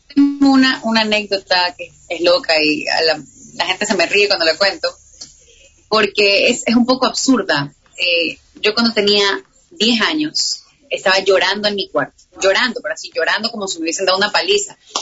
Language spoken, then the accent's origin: Spanish; Ecuador; soy ecuatoriana, entonces me pasa que cuando voy a un país me dicen venezolana, eh, colombiana, mm, todos menos ecuatorianos